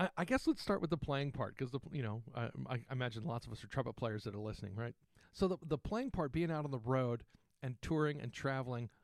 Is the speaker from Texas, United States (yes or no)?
yes; San Antonio, Texas, United States; I grew up in Texas